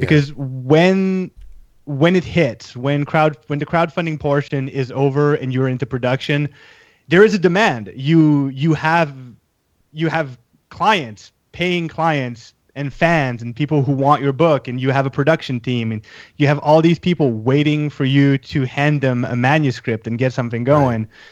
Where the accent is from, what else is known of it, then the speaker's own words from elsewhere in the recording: Canada; I'm Canadian